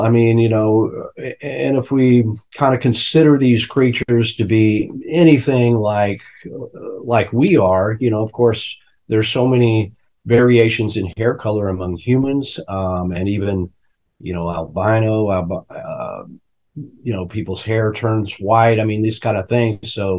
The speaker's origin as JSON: {"language": "English", "town": "Fort Worth", "region": "Texas", "country": "United States", "tie": "born there", "said": "and I was born in Fort Worth"}